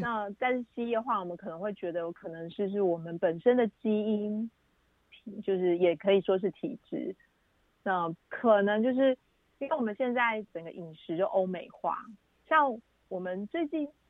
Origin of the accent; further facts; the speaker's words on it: Taiwan; 我们台湾人